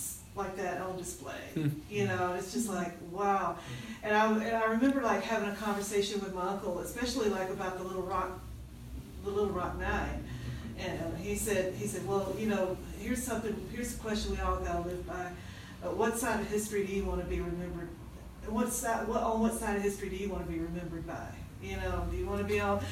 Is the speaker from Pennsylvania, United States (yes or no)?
no; Nashville, Tennessee, United States; moved away; I'm from Nashville, and I have family over in Arkansas